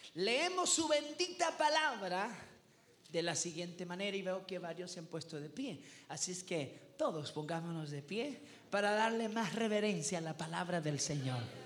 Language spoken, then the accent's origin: Spanish; El Salvador; yo vengo del Salvador